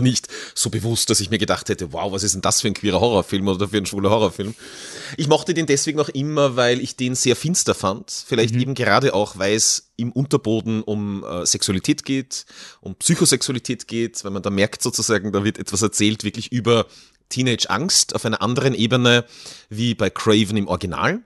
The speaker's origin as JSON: {"language": "German", "town": "Kirchberg in Tirol", "region": "Tyrol", "country": "Austria", "tie": "born or raised there", "said": "in meinem Heimatort Kirchberg in Tirol"}